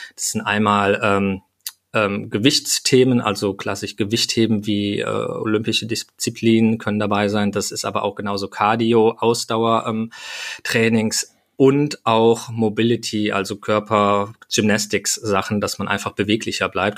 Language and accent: German; Hürth, North Rhine-Westphalia, Germany; ich komme aus Hürth bei Köln